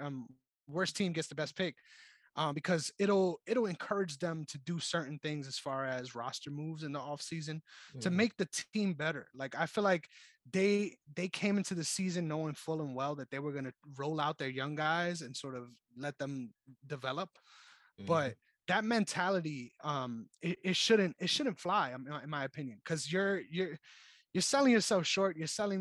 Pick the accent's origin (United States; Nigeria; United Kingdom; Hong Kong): United States; New York City, New York; I'm from the Bronx